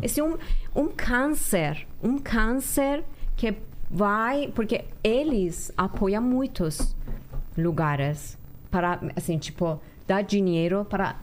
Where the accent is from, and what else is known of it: Iran; moved away